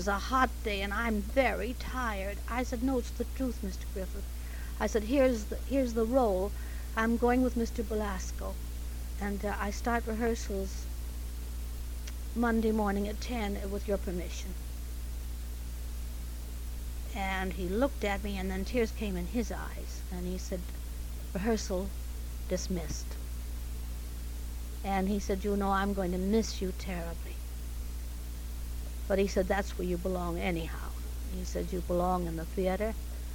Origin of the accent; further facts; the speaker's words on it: Canada; accent: Canadian; moved away; I was born in Canada, and at that time had rather a harsh R.